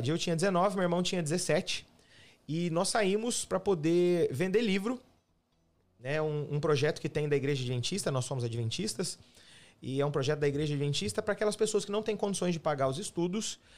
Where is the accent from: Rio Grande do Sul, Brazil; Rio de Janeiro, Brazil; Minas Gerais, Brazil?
Minas Gerais, Brazil; Camanducaia; moved away as an adult; also born or lived in Hortolândia, São Paulo; now in United States; eu sou do sul de Minas, né? De Camanducaia, uma cidade no interior de, de, de, Minas, divisa com São Paulo, né? Uma megalópole aí de mais ou menos 20 mil habitantes, uma cidade é, de muita gente boa, é uma cidade bem gostosa, interiorana, fica num alto, né?